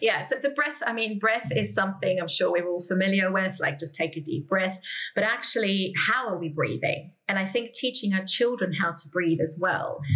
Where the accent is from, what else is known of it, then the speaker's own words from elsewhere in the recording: South Africa; I grew up in South Africa.